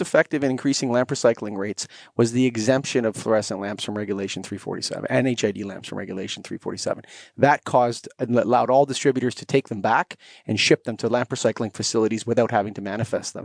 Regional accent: Canada; I'm Canadian

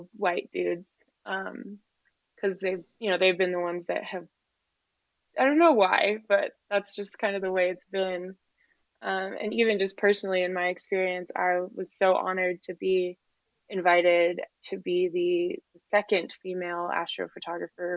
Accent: Moab, Utah, United States; I grew up in Moab, which is rural Utah community

